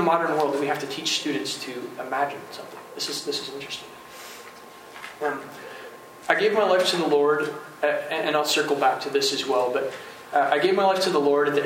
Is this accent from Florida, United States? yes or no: no; St. Joseph, Michigan, United States; I grew up in St. Joseph, Michigan.